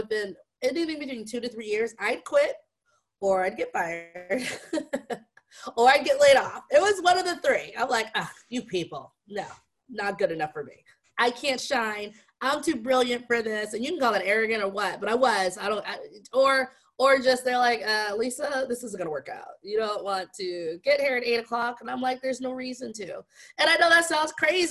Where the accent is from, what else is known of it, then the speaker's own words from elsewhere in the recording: Las Vegas, Nevada, United States; moved away as an adult; also born or lived in Ohio; Born and raised in Las Vegas